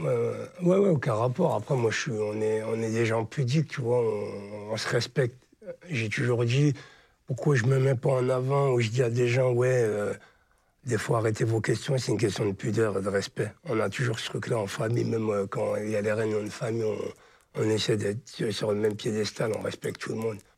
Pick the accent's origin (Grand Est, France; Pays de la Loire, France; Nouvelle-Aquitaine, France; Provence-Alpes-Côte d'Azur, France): Grand Est, France; Charleville-Mézières; moved away as an adult; now in Paris, France; Je suis des Ardennes de Charleville-Mézières. J'ai passé jusqu'à mon bac scientifique.